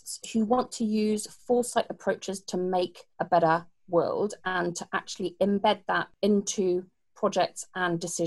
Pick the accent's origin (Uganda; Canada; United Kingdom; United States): United Kingdom; accent: British; I'm British